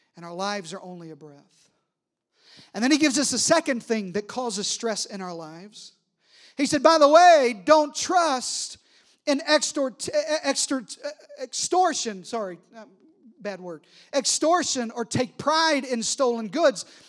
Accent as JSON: {"language": "English", "region": "Arkansas", "country": "United States", "said": "I'm from Arkansas"}